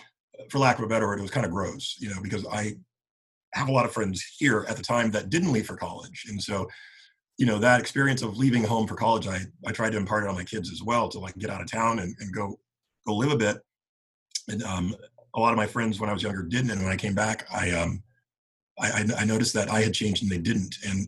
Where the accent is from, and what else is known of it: Santa Barbara, California, United States; born or raised there; also born or lived in Boston